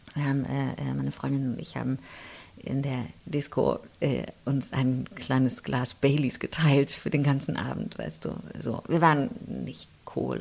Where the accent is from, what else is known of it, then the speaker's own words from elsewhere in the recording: Chemnitz, Saxony, Germany; also born or lived in Riesa; ich bin ja in Karl-Marx-Stadt aufgewachsen